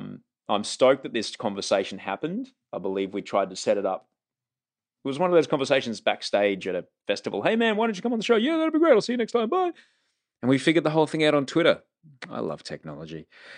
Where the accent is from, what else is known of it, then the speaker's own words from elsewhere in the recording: Brisbane, Queensland, Australia; I came from Brisbane, man.